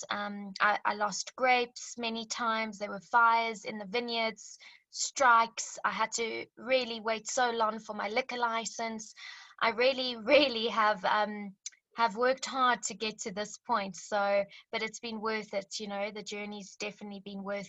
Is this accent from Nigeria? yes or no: no; Zimbabwe; also born or lived in Cape Town, South Africa; now in South Africa; I'm from Zimbabwe originally, so grew up in the bush